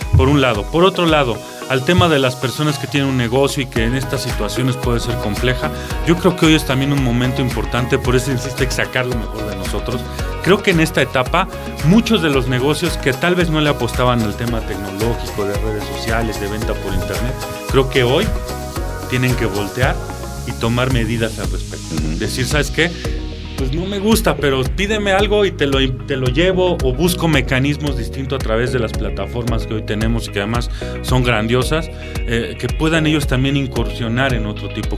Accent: Mexico; debemos nosotros como mexicanos

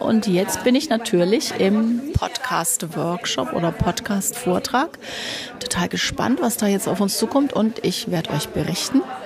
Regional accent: Nuremberg, Bavaria, Germany; Ein Großteil kenne ich natürlich als Nürnbergerin

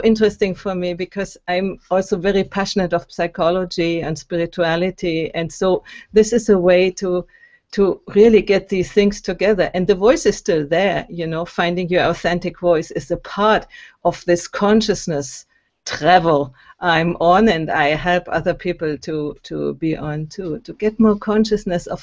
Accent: Germany; moved away as an adult; also born or lived in Berlin, Germany; now in Italy; I'm from Germany, and I grew up in Germany and went to university in Berlin

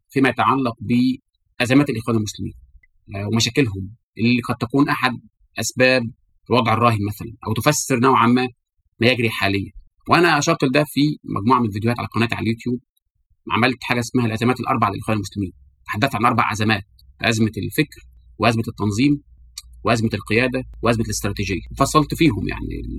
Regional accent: Algeria; جمعيه المسلمين عندنا في الجزائر

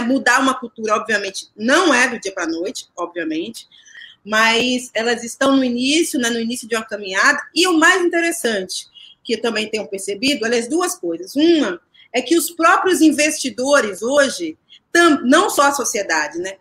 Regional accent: Salvador, Bahia, Brazil; moved away as an adult; also born or lived in São Paulo; nasci em Salvador, né? E a minha vida artística começa em Salvador. Então, eu comecei a fazer teatro lá há 22 anos.

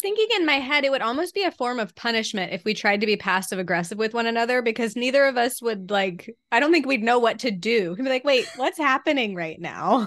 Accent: the South, United States; here in the South, we seem

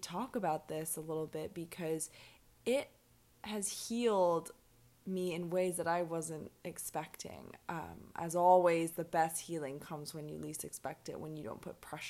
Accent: Hong Kong; also born or lived in London / Edinburgh; now in Mexico; I'm from Hong Kong. I'm half Irish, I'm half Hong Kong Chinese. I've lived in London and Edinburgh, Hong Kong obviously, and now I'm hanging around in Mexico.

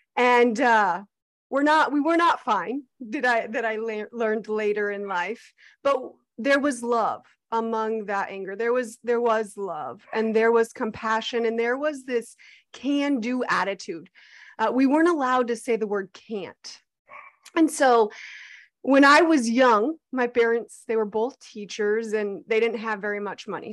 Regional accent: Arizona, United States; I was born and raised in Arizona, actually fourth generation on my dad's side

